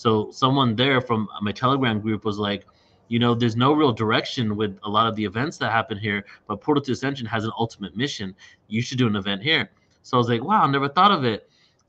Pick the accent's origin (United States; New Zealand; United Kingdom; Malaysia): United Kingdom; England; born there; And I was born in England, so it's like kind of like fulfilling a karmic cycle, coming back to the place I was born.